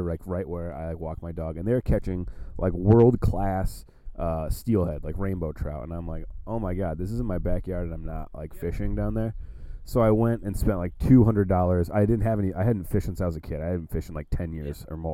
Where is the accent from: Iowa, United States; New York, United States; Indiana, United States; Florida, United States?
Iowa, United States; Johnston; I grew up in near Des Moines, Iowa, just outside of. Johnston is where I'm from.